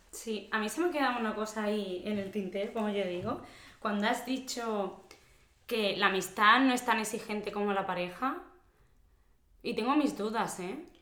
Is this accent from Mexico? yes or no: no; Córdoba, Andalusia, Spain; moved away as an adult; also born or lived in Basque Country; now in Alicante, Spain; yo que soy de Córdoba, de Andalucía, y sí es verdad que como que somos más abiertos